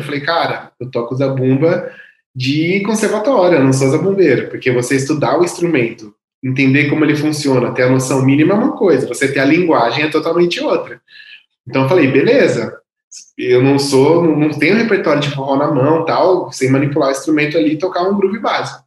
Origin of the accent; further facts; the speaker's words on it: Louveira, São Paulo, Brazil; moved away as an adult; also born or lived in Espírito Santo; na banda da cidade de Louveira, onde eu nasci